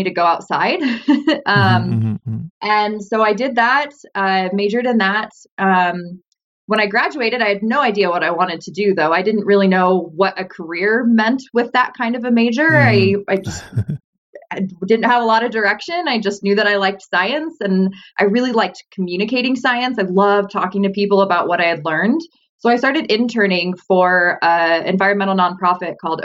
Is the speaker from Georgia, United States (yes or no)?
no; Summerland, California, United States; I'm originally from Southern California, a small little beach town named called Summerland, actually, and I grew up on the beach